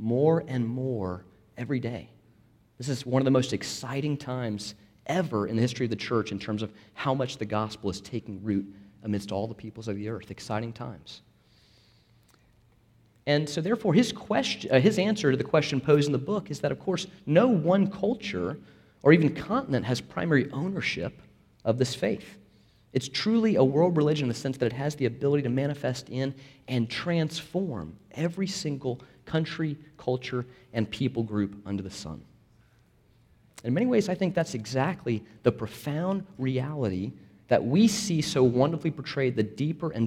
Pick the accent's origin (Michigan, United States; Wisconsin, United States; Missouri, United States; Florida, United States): Florida, United States; I'm from Florida